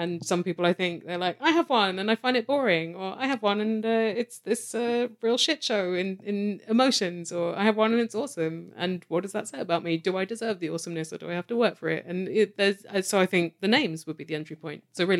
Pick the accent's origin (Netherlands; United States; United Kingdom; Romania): United Kingdom; now in Canada; Yes, official Brit.